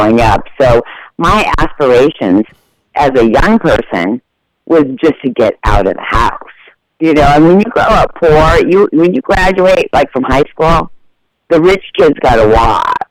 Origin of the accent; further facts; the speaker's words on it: Washington, United States; moved away; I'm originally from Washington State